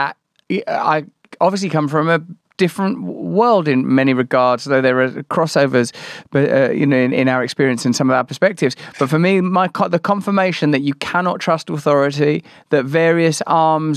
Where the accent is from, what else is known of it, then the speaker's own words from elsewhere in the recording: England, United Kingdom; even as an English person